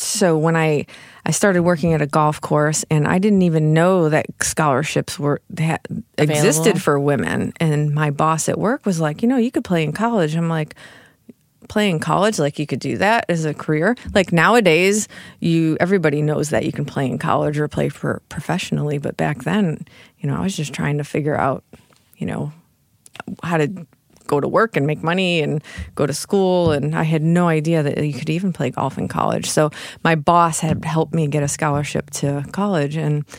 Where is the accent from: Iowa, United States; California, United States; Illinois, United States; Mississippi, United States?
Illinois, United States; Chicago; In Chicago area.